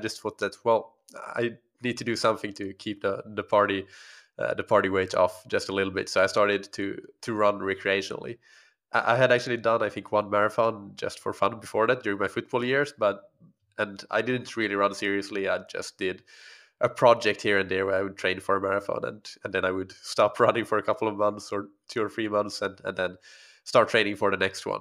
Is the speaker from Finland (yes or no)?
yes; Finland; first language Swedish; English is a second language; moved away as an adult; also born or lived in Helsinki, Finland; grew up in a small community in, uh, actually on an island that belongs to Finland, but is Swedish speaking, so I'm, Swedish is my first language